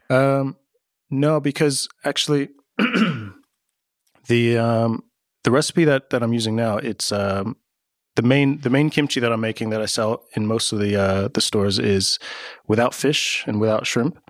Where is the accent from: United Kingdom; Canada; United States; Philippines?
United States; moved away as an adult; now in Amsterdam, Netherlands; I grew up in America